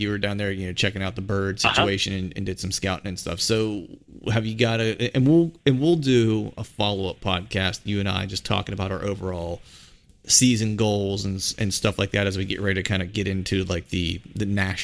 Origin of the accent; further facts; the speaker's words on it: Pennsylvania, United States; I grew up not too far from West Virginia, in Pennsylvania